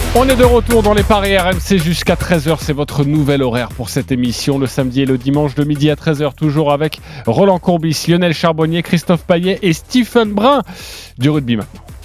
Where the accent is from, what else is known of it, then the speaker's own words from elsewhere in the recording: France; chez nous, français, chez nous en France